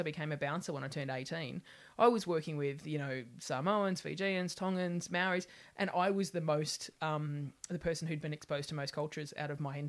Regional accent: Sydney, New South Wales, Australia; moved away as an adult; Northern beaches of Sydney, which is a very insular little population.

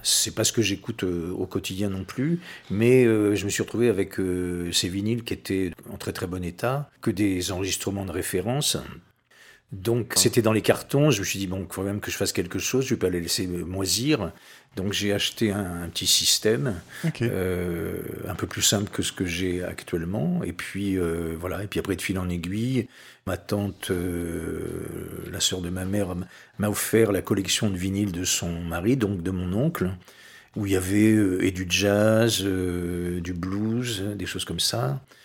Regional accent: Saint-Pierre-d'Oléron, Nouvelle-Aquitaine, France; also born or lived in La Rochelle; je suis né ici, hein, je suis natif de Saint-Pierre

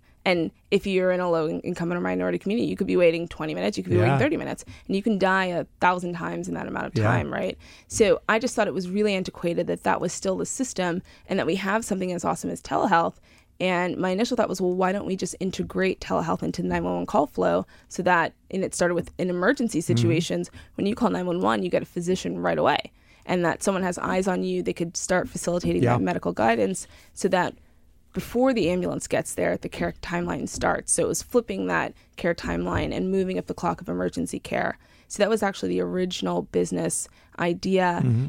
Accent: Huntington, New York, United States; Long Island, New York. So from Huntington, Huntington Fire Station.

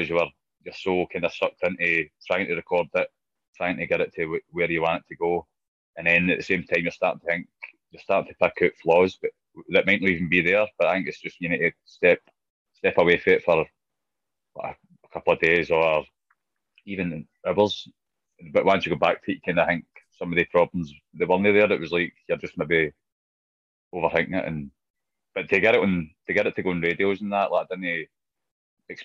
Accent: Scotland, United Kingdom; being Scottish

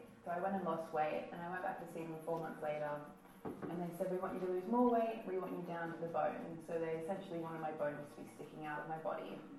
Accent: Australia; moved away; I'm 23 and I'm an Australian model.

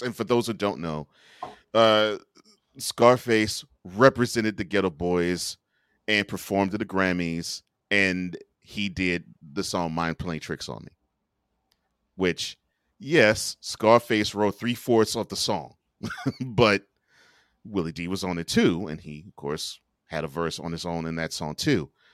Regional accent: Houston, Texas, United States; I grew up in Houston

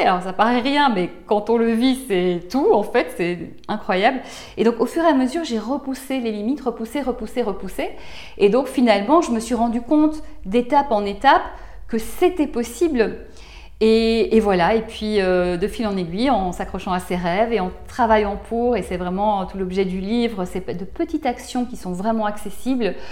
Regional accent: Belgium; now in France; je viens de Belgique, j'ai grandi en Belgique

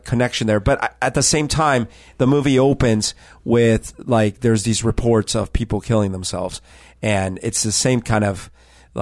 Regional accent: Colombia; now in Seattle, United States; my childhood in Colombia

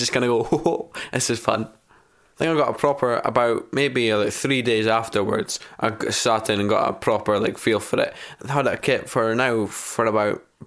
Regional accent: Elgin, Scotland, United Kingdom; also born or lived in Buckie; I'm 17 years old and I live in Bucket. I was born in Elgin, about half an hour down the road.

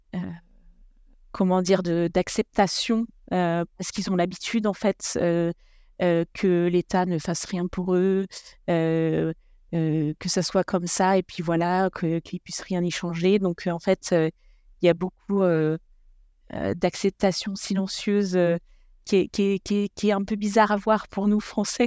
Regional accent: France; moved away as an adult; now in Italy; en tant que Français

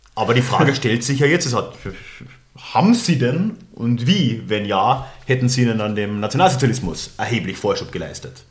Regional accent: Austria; moved away as an adult; also born or lived in Germany; als Österreicher

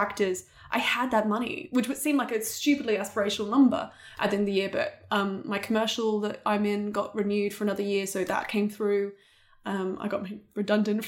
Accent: Australia; accent: Australian; moved away; I'd actually denied being Australian for a lot because I thought that people wouldn't hire me for English roles because they'd always hear my Australian accent

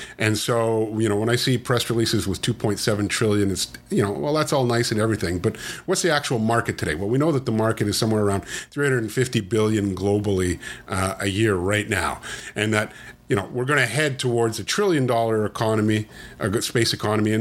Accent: Canada; I'm Canadian

